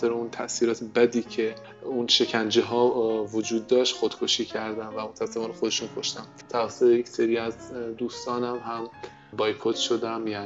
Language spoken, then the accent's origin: Persian; Sanandaj, Kurdistan, Iran; توی یک خانواده سنتی به دنیا آمدم و بزرگ شدم و همچنین در کنارش توی شهر کوچیکی مثل سنندج زندگی کردم